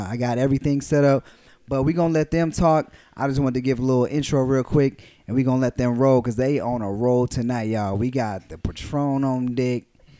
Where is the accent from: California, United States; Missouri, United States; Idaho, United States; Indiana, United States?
California, United States; Gardena; We are in Gardena, California, the lovely, beautiful, shout out to Gardena High School, which I went to, shout out to 2000, that's right, Panthers